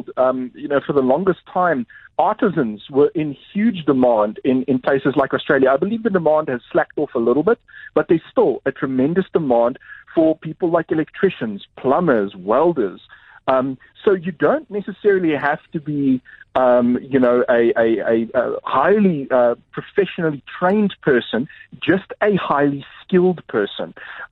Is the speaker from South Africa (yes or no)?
yes; South Africa; South Africans being generally fluent in English